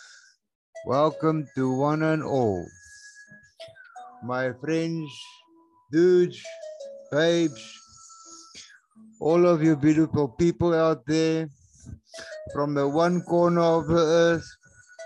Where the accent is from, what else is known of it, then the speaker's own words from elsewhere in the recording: South Africa; boertjie hier van Suid-Afrika af